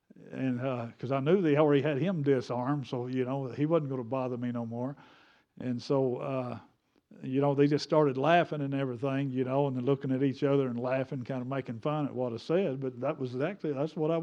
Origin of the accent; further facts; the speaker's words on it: United States; I'm American. I speak English.